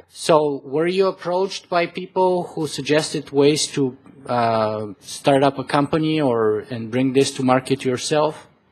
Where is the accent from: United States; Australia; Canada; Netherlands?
Canada; I am Canadian